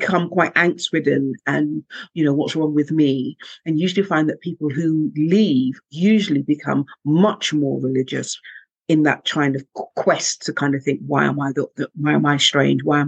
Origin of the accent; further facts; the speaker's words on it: Jamaica; now in United Kingdom; where I'm from Jamaica